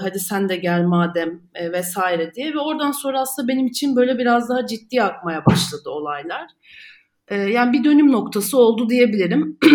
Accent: Istanbul, Turkey; İstanbul'da doğdum, büyüdüm

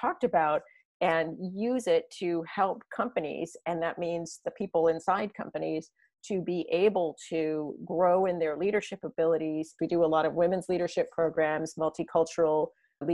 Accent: San Diego, California, United States; I grew up in San Diego where there's no snow

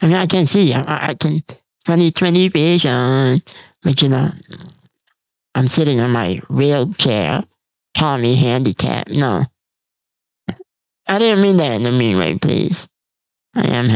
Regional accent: United States; I'm from the United States

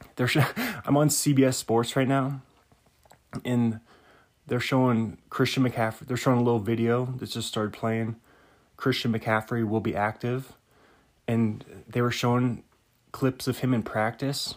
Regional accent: Bothell, Washington, United States; where I grew up in Bothell. On the, on the, on the west side, Puget Sound area by Seattle, north of Seattle there

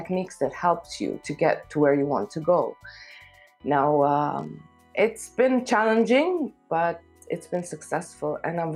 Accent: Kuwait; also born or lived in Lebanon / Africa / Gulf area; now in Amman, Jordan; I was born in Kuwait. I lived there for a while until my parents got divorced

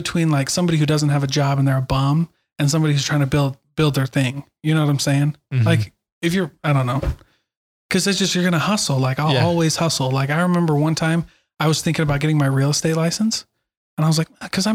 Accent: Iowa, United States; moved away; I didn't grow up in Utah. I grew up in Iowa

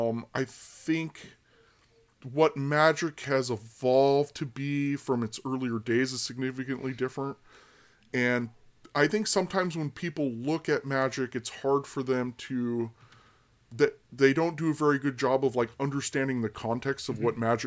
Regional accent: Sacramento, California, United States; also born or lived in Berlin, Germany; I'm originally from Sacramento, California, and I was born and spent much of my early years in Berlin, Germany.

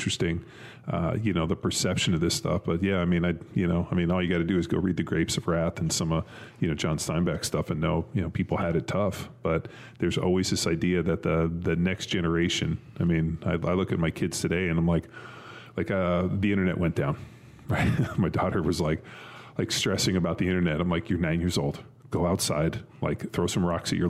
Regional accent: Southern California, United States; I grew up in Southern California. There was no snow

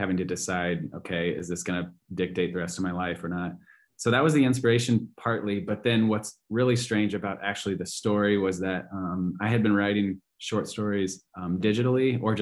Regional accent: Carroll, Iowa, United States; I'm from Carroll, Iowa, Western Iowa.

